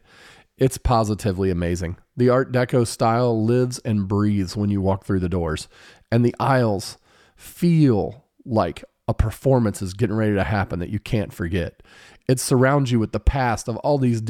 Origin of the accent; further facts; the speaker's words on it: Greenfield, Indiana, United States; here in my hometown